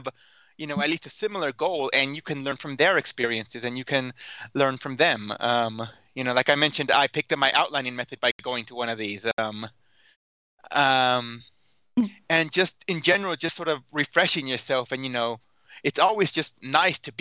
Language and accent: English; Houston, Texas, United States; moved away as an adult; also born or lived in Dallas, Texas; now in Salt Lake City, United States; I grew up in Houston, and then I went to school in Dallas